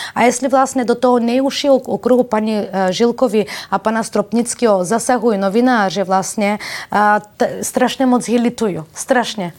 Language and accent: Czech; Bulgaria; Czech is a second language; also born or lived in Balkans; now in Czech Republic; když jsem přišla z Bulharska